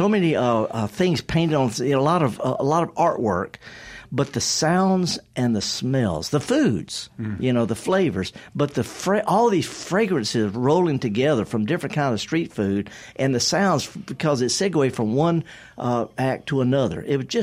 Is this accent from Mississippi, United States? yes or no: yes; the Mississippi Delta, United States; I'm from the Delta. I'm so Delta. I flunked out of Moorhead. I flunked out of Mississippi Delta Junior. And I'm a retired college associate professor.